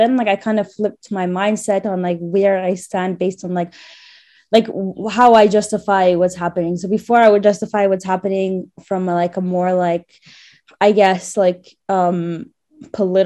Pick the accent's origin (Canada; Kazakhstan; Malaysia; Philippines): Canada; Montreal, Quebec; moved away as an adult; now in Jerusalem, Israel; I was born in Canada